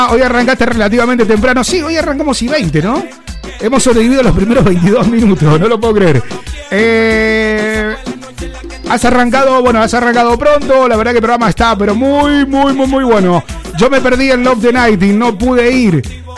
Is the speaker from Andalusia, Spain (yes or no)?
no; Valencia, Valencian Community, Spain; Soy de Valencia, Valencia, ¿no? VLC, ok, Valencia.